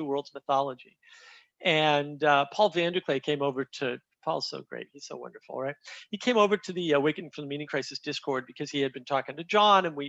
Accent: New England, United States; I grew up in New England

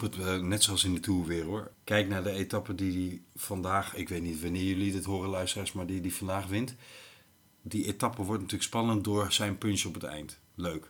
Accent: Limburg, Netherlands; moved away; also born or lived in Lelystad; ik ben in katholiek Limburg geboren

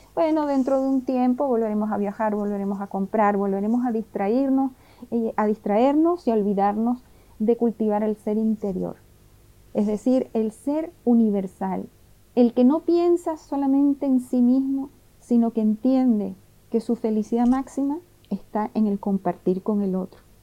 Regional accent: Venezuela; moved away as an adult; now in Chile; llegué a Chile hace 17 años, de familia italiana yugoslava, y bueno, por supuesto nací en Venezuela

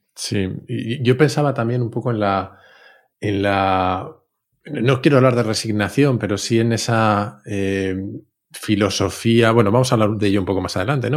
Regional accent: Spain; la inmensa mayoría de los españoles

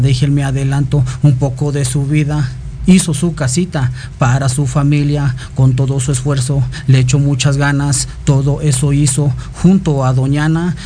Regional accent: Chimalhuacán, State of Mexico, Mexico; Aquí andamos representando Chimahuacán

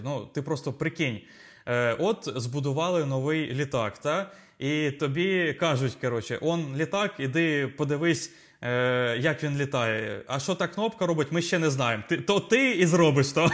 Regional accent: Zaporizhzhia, Zaporizhzhia Oblast, Ukraine; ми обидва з України, ми українці, Запоріжжя

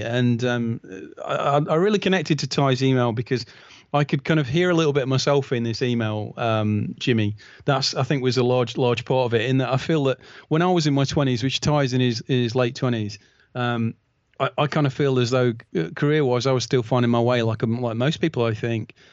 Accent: United Kingdom; as a, as a British fan

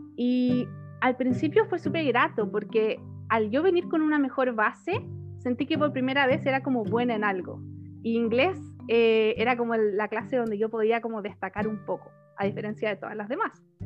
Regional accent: Chile; moved away as an adult; also born or lived in Ireland / Spain / Denmark / Italy; algunos me conocen como chilena por el mundo

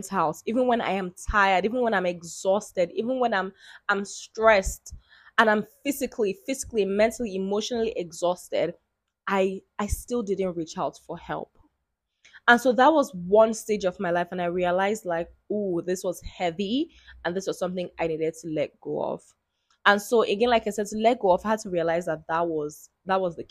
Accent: Nigeria; I'm Nigerian. I am an Igbo girl, and I am the first girl

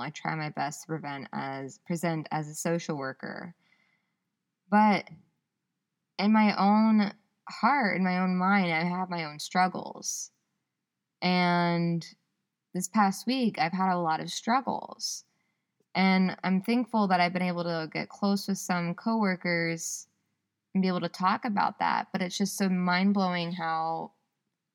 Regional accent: the South, United States; moved away as an adult; now in Ypsilanti, United States; I'm so from the South. I say y'all

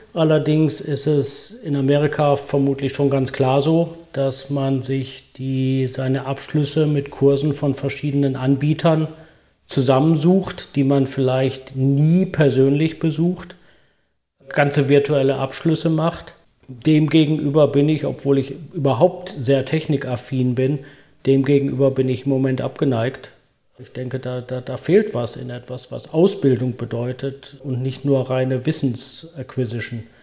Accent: Germany; moved away; also born or lived in United States; Als Deutscher

